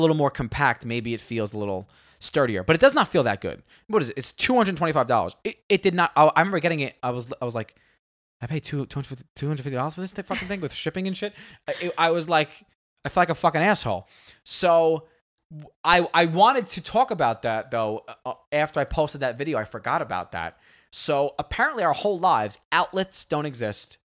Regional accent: United States; we all growing, growing up in America

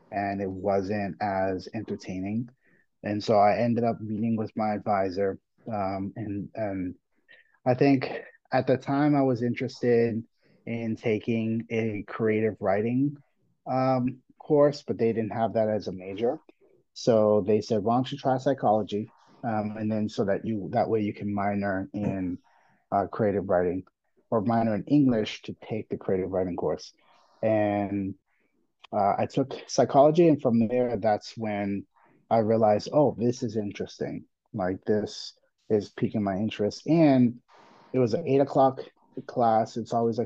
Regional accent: Boston, Massachusetts, United States; also born or lived in Puerto Rico / Washington, D.C.; I am Puerto Rican. I live in Boston. I was born in Puerto Rico, but I was raised most of my life in Boston

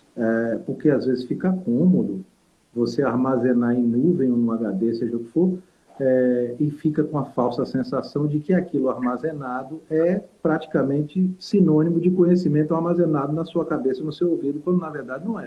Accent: Salvador, Bahia, Brazil; moved away as an adult; also born or lived in Minas Gerais; Não, eu sou de Salvador. Morei, morei 10 anos em Minas, né? Mas eu sou de Salvador

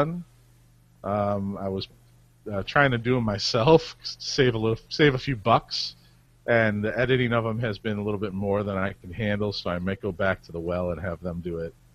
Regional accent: Cleveland, Ohio, United States; I'm from Cleveland.

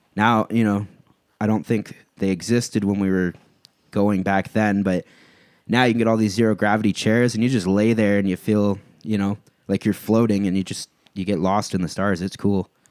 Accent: Cambridge, Ontario, Canada; now in Woodstock, Canada; I grew up in Cambridge, and now I live in Woodstock

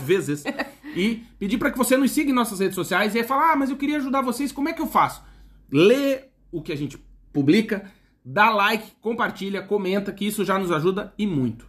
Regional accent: Brazil

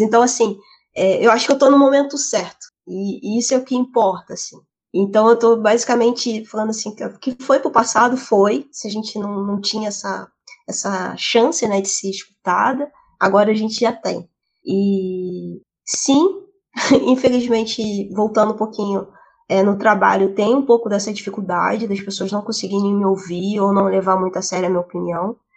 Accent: Rio de Janeiro, Brazil; moved away as an adult; also born or lived in São Paulo; now in Portugal; Eu sou do Rio

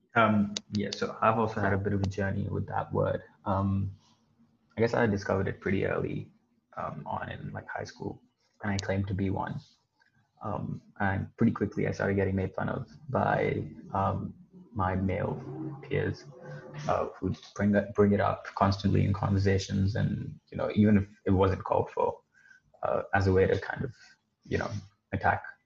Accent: Dubai, United Arab Emirates; I was born and brought up in Dubai

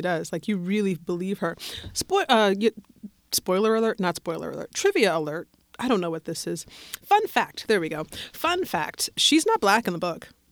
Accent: Colorado, United States; I'm from Colorado

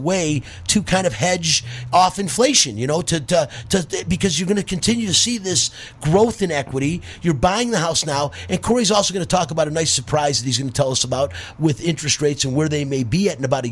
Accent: Detroit, Michigan, United States; moved away as an adult; now in Las Vegas, United States; I'm from Detroit

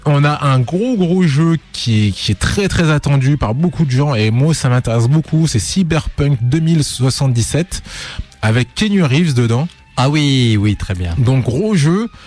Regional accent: Lyon, Auvergne-Rhône-Alpes, France; on est de Lyon.

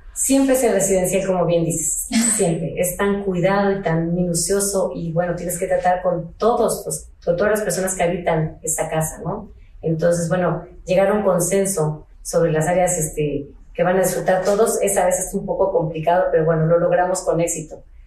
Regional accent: Ensenada, Baja California, Mexico; yo soy de Ensenada

